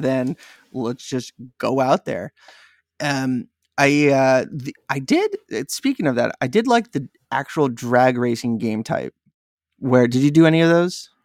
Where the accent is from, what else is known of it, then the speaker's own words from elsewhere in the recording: San Diego, California, United States; I'm from San Diego